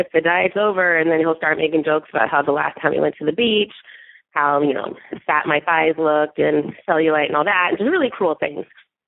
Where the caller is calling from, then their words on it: California, United States; I'm calling from California. I am a 33-year-old African-American straight woman.